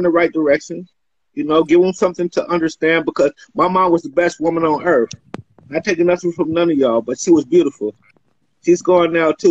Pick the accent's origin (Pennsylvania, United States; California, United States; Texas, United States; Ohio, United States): California, United States; Marin City; also born or lived in Baton Rouge, Louisiana (family origin) / Shreveport, Louisiana (family origin); I'm so proud of where I come from